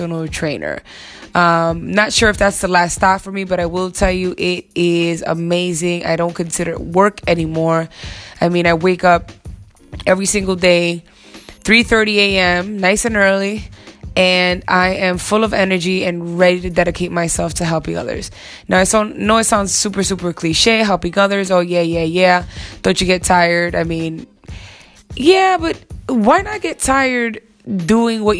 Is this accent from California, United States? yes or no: no; New York, United States; as a New Yorker that I am